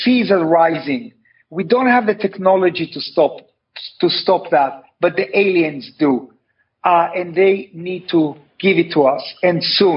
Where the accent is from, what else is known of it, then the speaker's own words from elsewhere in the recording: Tel Aviv, Tel Aviv District, Israel; I was born in Tel Aviv